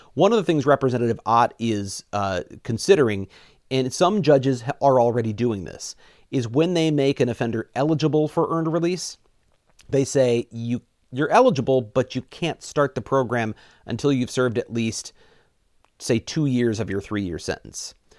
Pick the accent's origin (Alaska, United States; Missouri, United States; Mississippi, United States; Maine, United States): Missouri, United States; moved away as an adult; now in Wisconsin, United States; I'm from Missouri originally. I've now lived in Wisconsin for sixteen years.